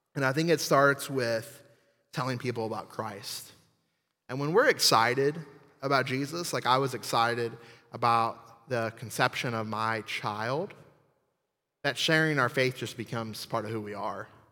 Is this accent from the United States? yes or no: yes; New Orleans, Louisiana, United States; I'm from New Orleans, um, and actually the swamp south of there.